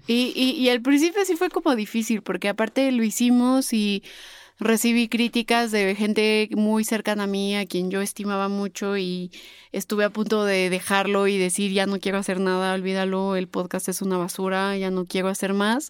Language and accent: Spanish; Puebla, Mexico; accent: poblana, pipope, super fresa; mi acento de pipope, de poblana, super fresa